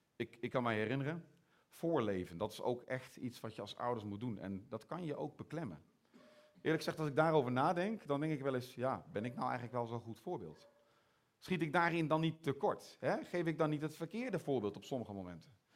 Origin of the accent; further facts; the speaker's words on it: Netherlands; accent: Hollandse tongval; now in Belgium; mijn Hollandse tongval